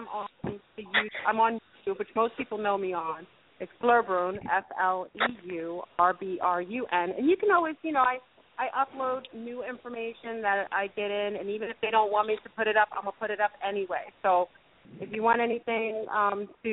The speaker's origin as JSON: {"language": "English", "town": "Mount Vernon", "region": "New York", "country": "United States", "said": "I'm from Mount Vernon."}